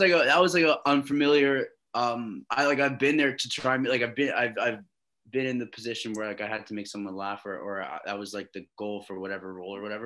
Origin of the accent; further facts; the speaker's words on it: Canada; also born or lived in Long Island, New York, United States / Oklahoma City, United States; So I moved back here when I was like eight um, from New York to Canada. That was my first time living in Canada. I did like all my high school here